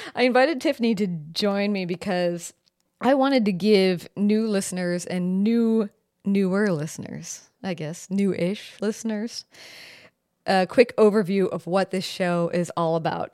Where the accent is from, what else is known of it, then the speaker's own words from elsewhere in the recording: Seattle, Washington, United States; also born or lived in San Francisco / New Orleans / Rome, Italy; I am from Seattle. I, I'm currently in Seattle. I'm pretty much from here.